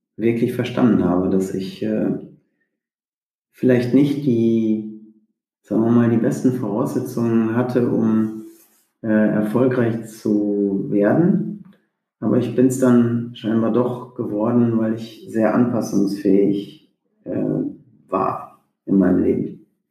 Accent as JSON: {"language": "German", "area": "Sauerland", "region": "North Rhine-Westphalia", "country": "Germany", "tie": "born or raised there", "said": "ich bin im, im Sauerland groß geworden"}